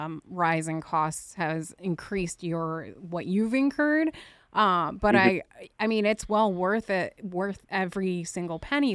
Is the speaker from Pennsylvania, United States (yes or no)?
no; New Jersey, United States; I'm from Jersey